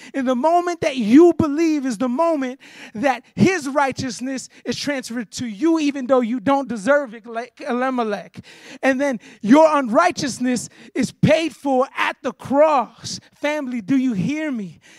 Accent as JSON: {"language": "English", "region": "Florida", "country": "United States", "tie": "born or raised there", "also_born_or_lived": "Chicago, Illinois", "moved": "as an adult", "said": "I grew up in Florida, went to Chicago for 14 years"}